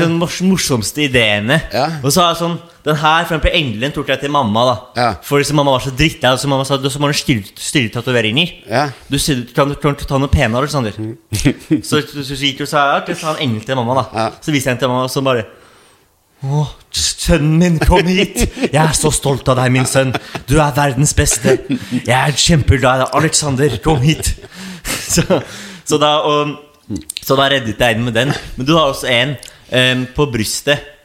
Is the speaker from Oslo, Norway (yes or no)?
yes; Oslo, Norway; jeg er jo fra, fra Oslo, mm. eh, nærmere Hovseter-området